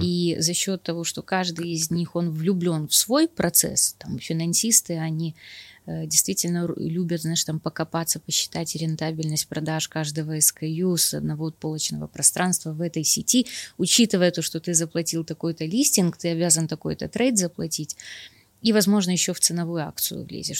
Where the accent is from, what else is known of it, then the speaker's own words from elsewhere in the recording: Kyiv, Ukraine; я киевлянка, я живу в Киеве